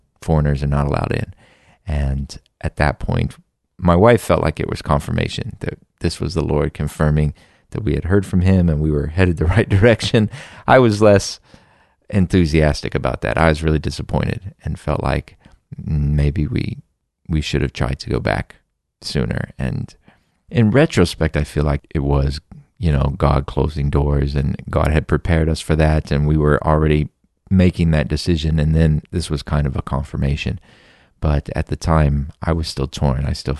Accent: Texas, United States; I'm from Texas. I went to school nearby. I have uncles in this area.

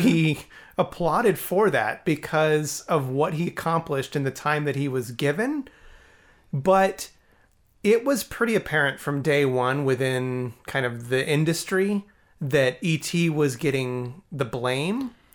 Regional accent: Alamogordo, New Mexico, United States; I grew up in Alamogordo

